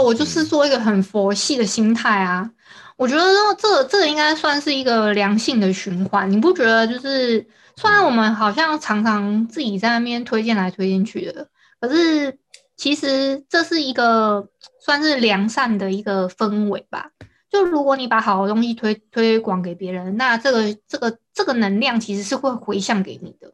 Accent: Hualien County, Taiwan; also born or lived in southern Taiwan; 我是花莲人

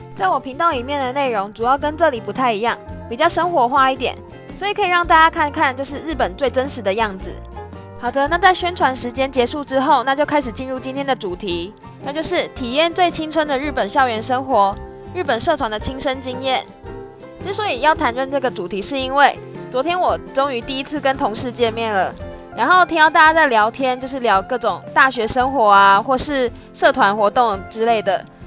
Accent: Taiwan; moved away as an adult; now in Japan; 他们看到我是外国人，便会一直问我说。他们觉得台湾很好玩，很想去台湾啊，然后问我台湾到底怎么样啊之类的

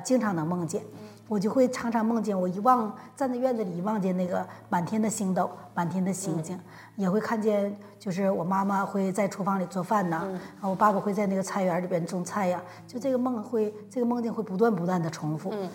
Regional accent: Northeast China, China; 在我们东北啊

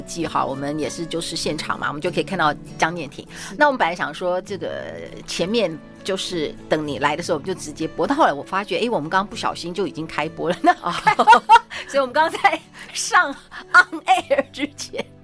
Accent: Yonghe, New Taipei, Taiwan; 我小时候住在永和，然后那个时候是永和路

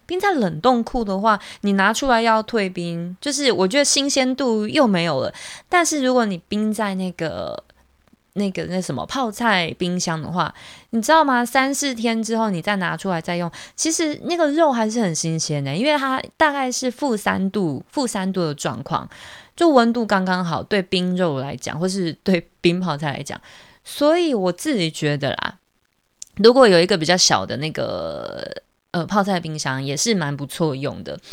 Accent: Taiwan; 像我们台湾聚会，我们可能就是在一个咖啡厅，或者是在餐厅里面

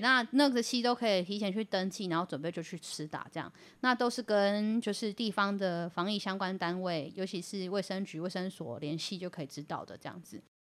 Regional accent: Taiwan; 我们台湾人

